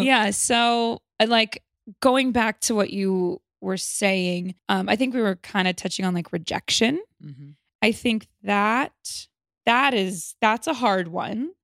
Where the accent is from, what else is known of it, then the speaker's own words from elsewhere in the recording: Los Angeles, California, United States; Los Angeles